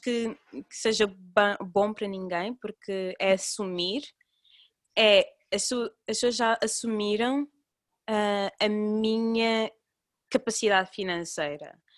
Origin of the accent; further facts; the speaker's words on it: Cape Verde; now in Portugal; Nós, ah, somos de Cabo Verde